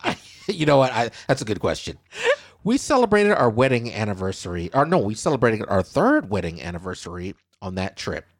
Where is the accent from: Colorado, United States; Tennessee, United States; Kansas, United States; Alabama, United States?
Kansas, United States; moved away as an adult; now in Southeast Texas, United States; my home state, Kansas